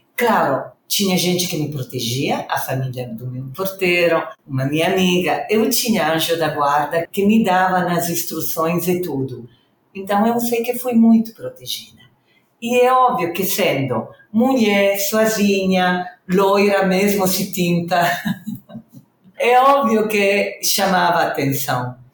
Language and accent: Portuguese; Reggio Emilia, Emilia-Romagna, Italy; Portuguese is a second language; moved away as an adult; now in Rio de Janeiro, Brazil; sou italiana do norte da Itália, Reggio Emília